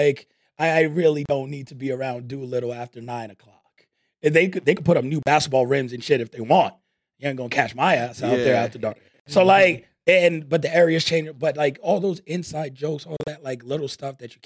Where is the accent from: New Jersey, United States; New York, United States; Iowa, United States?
New York, United States; now in Las Vegas, United States; I grew up in New York